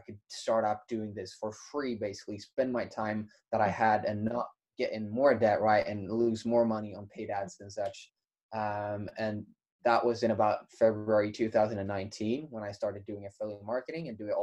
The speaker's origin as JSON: {"language": "English", "country": "Sweden", "also_born_or_lived": "United States", "moved": "as an adult", "said": "I'm from Sweden."}